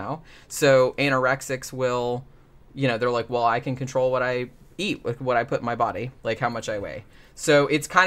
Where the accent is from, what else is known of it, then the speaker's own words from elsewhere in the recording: Daytona Beach, Florida, United States; I grew up in Daytona